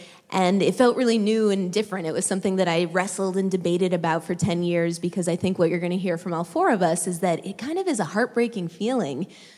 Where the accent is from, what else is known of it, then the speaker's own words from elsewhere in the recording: Madison, Wisconsin, United States; moved away as an adult; also born or lived in Los Angeles; I grew up in Madison. I went to Glendale Elementary School. I went to Senate Middle School and on to La Follette High School.